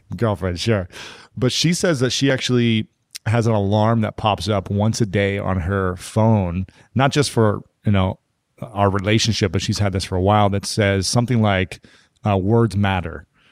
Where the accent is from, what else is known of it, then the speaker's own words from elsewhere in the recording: Ohio, United States; I'm from Ohio